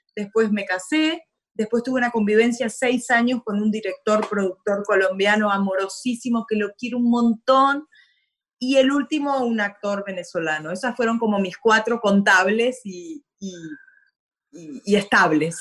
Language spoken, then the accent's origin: Spanish; Concordia, Entre Ríos, Argentina; Orgullosamente panza verde, entre entrerriana de Concordia Entre Ríos